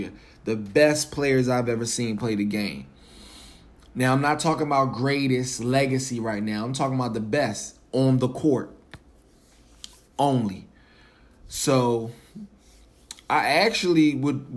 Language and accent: English; Philadelphia, Pennsylvania, United States; I'm from Philly. So my favorite NBA player growing up was Iverson.